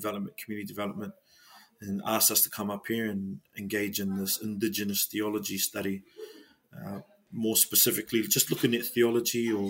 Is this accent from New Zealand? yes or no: yes; Wellington, New Zealand; moved away as an adult; also born or lived in Lower Hutt / Mount Roskill, Auckland; now in Auckland, New Zealand; born and raised in Te Upoko o Te Ika, so in Wellington, been there my whole life